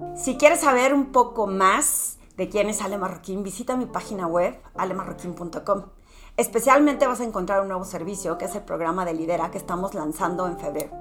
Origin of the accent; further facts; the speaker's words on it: Torreón, Coahuila, Mexico; moved away as an adult; originalmente soy de Torreón y que mi mamá vive allá